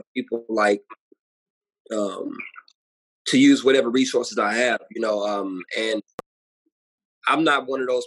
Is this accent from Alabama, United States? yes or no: no; St. Louis, Missouri, United States; um, born and raised in St. Louis, Missouri.